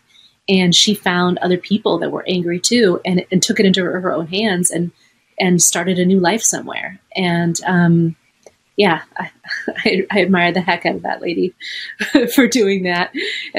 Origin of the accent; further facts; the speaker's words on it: Los Angeles, California, United States; also born or lived in Chicago; growing up in Los Angeles